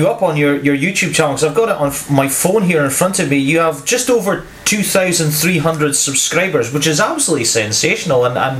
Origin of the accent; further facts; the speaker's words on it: North East Scotland, United Kingdom; I'm actually from North East Scotland, I'm an Aberdeen fan